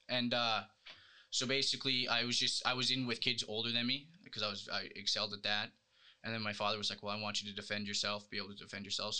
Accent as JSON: {"language": "English", "town": "Charlottetown", "region": "Prince Edward Island", "country": "Canada", "tie": "born or raised there", "said": "I was born and raised in Charlottetown. Was born in the QEH hospital. I live in a trailer park."}